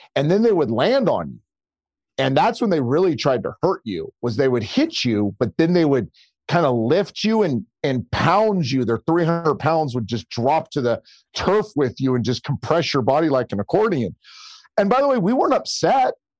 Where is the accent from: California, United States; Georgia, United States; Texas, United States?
California, United States; Bay Area; I grew up in the Bay Area